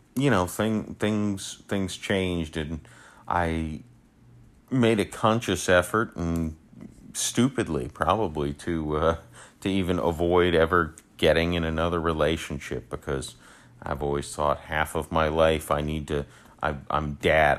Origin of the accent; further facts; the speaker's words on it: St. Petersburg, Florida, United States; I'm born and raised in Saint Petersburg, Florida. Uh, I've never left